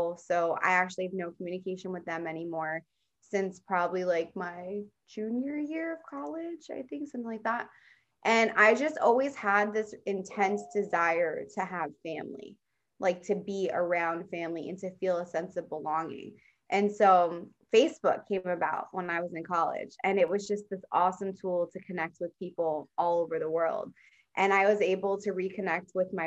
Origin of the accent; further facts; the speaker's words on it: Central New Jersey, United States; moved away as an adult; now in San Diego, United States; I'm in Central. So mainly I grew up in Central.